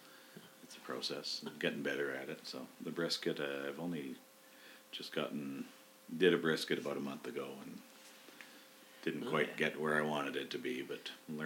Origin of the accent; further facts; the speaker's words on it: Winnipeg, Manitoba, Canada; now in Calgary, Canada; And I grew up in Winnipeg.